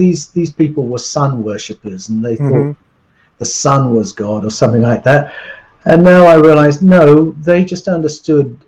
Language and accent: English; England, United Kingdom; I grew up in England